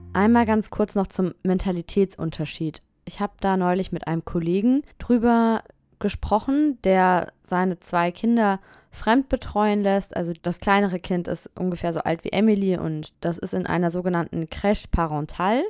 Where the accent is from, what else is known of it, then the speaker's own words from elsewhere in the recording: Germany; moved away as an adult; now in Nanterre, France; als Deutsche